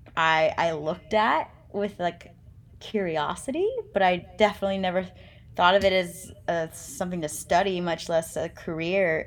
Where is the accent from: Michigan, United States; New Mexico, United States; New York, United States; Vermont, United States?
New Mexico, United States; moved away as an adult; now in California, United States; I grew up in New Mexico